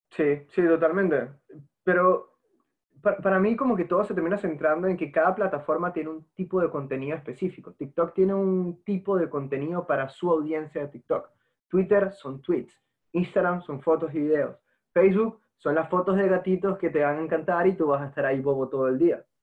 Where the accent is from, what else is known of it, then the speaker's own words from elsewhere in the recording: Margarita Island, Nueva Esparta, Venezuela; mi bisabuelo fue una persona que declaró el lugar donde yo nací, la Margarita, Venezuela